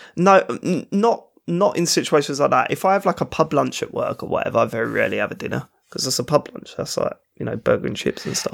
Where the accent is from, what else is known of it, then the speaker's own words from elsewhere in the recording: London, United Kingdom; accent: South London; I'm not Cockney. It's not a Cockney accent. That's East London. I'm South London.